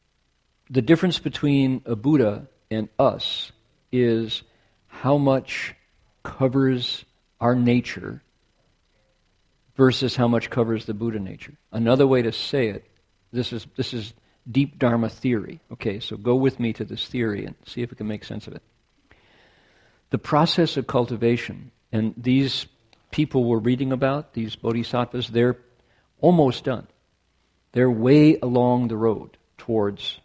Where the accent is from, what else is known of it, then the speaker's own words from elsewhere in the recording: near the Great Lakes, Midwest, United States; now in California, United States; I am Scots-Irish through Canada, Midwesterner, born near the Great Lakes, who has been in California more than half of my life, by far.